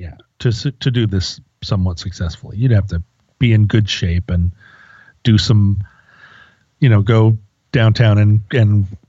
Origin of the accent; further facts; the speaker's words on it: Alaska, United States; when I was growing up in Alaska.